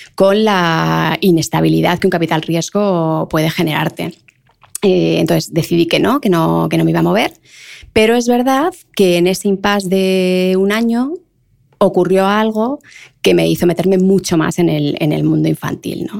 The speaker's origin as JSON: {"language": "Spanish", "town": "Leganés", "region": "Community of Madrid", "country": "Spain", "said": "yo de Leganés, en el lujo del lujo"}